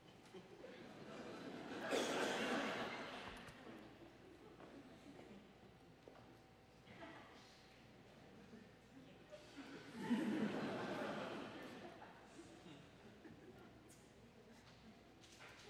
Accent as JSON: {"language": "English", "town": "New York City", "region": "New York", "country": "United States", "tie": "born or raised there", "moved": "yes", "lives_now": "Colorado, United States", "said": "I grew up in Brooklyn, and we were lucky if we had a washing machine"}